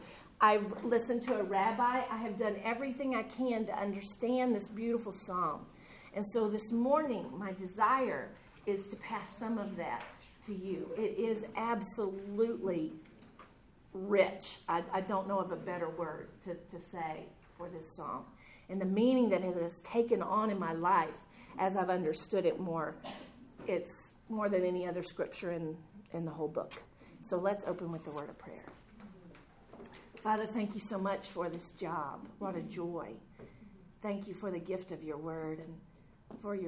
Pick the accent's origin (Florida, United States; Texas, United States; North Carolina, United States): Texas, United States; I was raised in Texas with cattle, but not sheep